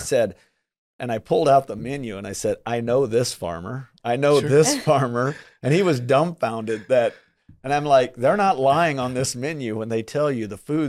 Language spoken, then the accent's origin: English; Midwest, United States; growing up in the Midwest, I mean, we always heard Midwest values and work ethics and things like that.